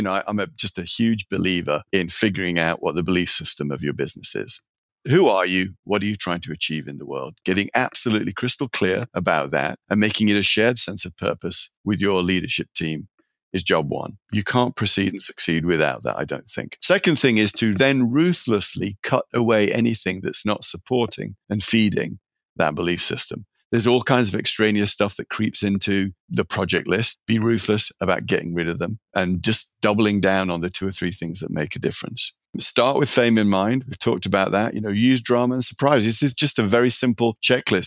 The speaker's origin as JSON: {"language": "English", "town": "Sheffield", "region": "Yorkshire and the Humber", "country": "United Kingdom", "tie": "born or raised there", "also_born_or_lived": "California", "moved": "as an adult", "lives_now": "San Francisco, United States", "said": "I'm a product of Sheffield, England. It's steel working town, working class family."}